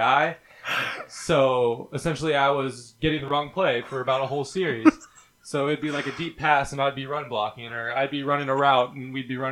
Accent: Cincinnati, Ohio, United States; growing up in Cincinnati

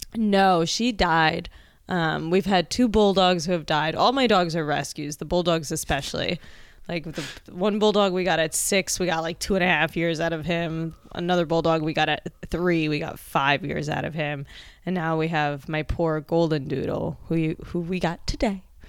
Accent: New Jersey, United States; now in New York, United States; I grew up in Jersey, so, like, a classic New York City suburb

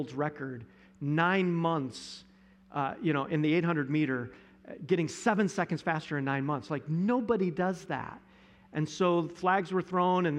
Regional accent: Johnson City, United States; when I was growing up in Johnson City

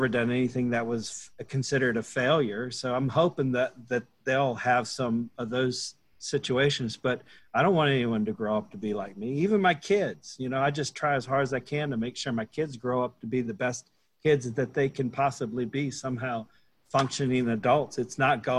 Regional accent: Boone, North Carolina, United States; I'm from Boone, North Carolina

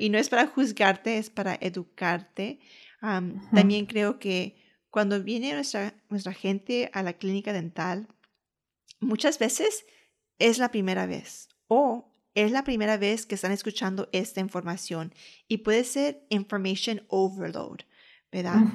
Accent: United States; aunque yo soy ciudadana americana, aunque yo nací y crecí aquí

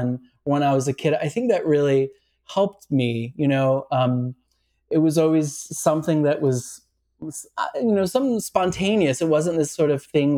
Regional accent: Santa Rosa, California, United States; growing up in Santa Rosa, California

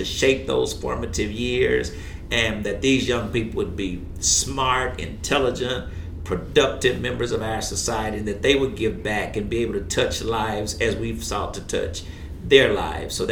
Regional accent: Shreveport, Louisiana, United States; Born and raised right here

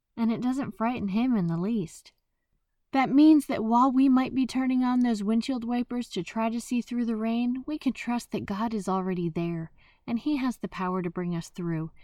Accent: New Jersey, United States; I am from Jersey.

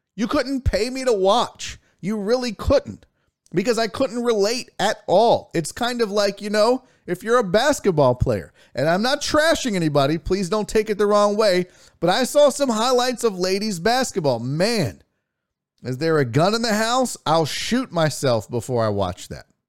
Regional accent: Houston, Texas, United States; also born or lived in Spring, Texas; Houston, Texas. Born and raised

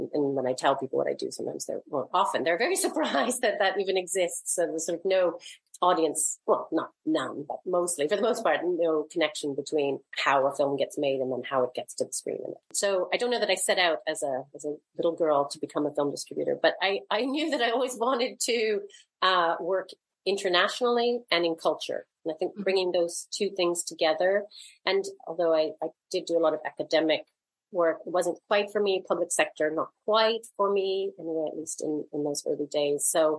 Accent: Canada; also born or lived in Toronto, Canada / Vancouver, Canada; Yeah, I grew up in Canada, in different parts of Canada, mostly Toronto and Vancouver.

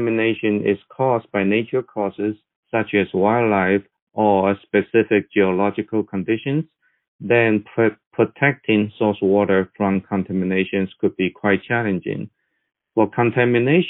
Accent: Taiwan; moved away as an adult; now in Texas, United States; I was born and raised in Taiwan, but I have been in Texas since 1985.

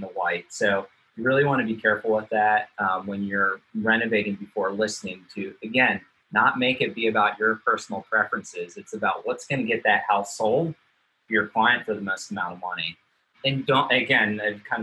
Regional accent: Manassas, Virginia, United States; I'm from Manassas.

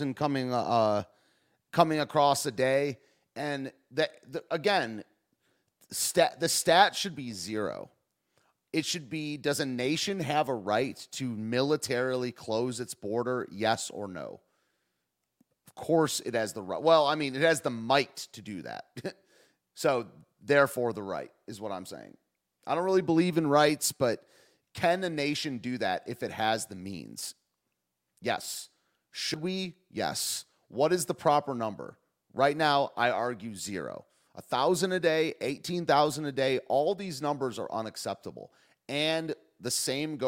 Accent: the North, United States; I do enjoy being a Northerner sometimes. I like the South, but I like being from the North.

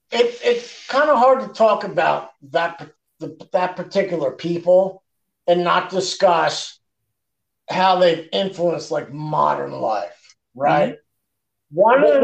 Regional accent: Canada; I'm from Canada, man.

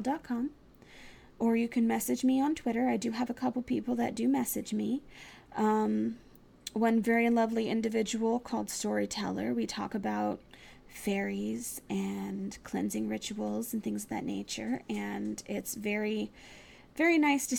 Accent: Texas, United States; moved away; also born or lived in Virginia; in Texas, I lived in the middle of nowhere. There's literally 370-something people living where I used to live. Not 1,000, 370-something people. I come from a very small town

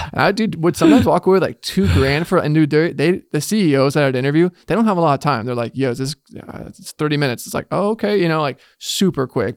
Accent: Bay Area, California, United States; born or raised there

